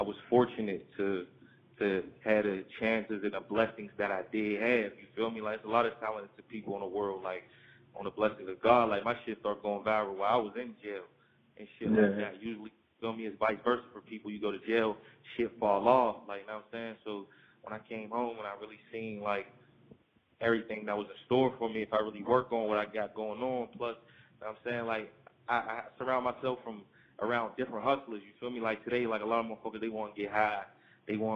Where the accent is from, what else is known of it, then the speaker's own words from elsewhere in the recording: Pittsburgh, Pennsylvania, United States; I'm from Pittsburgh, I'm from P.A., and, like, life growing up, man, I fell victim of the streets.